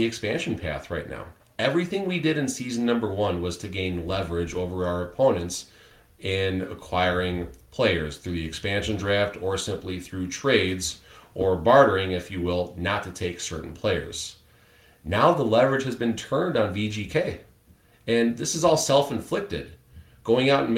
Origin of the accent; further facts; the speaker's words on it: Chicago, Illinois, United States; moved away; I'm originally from Chicago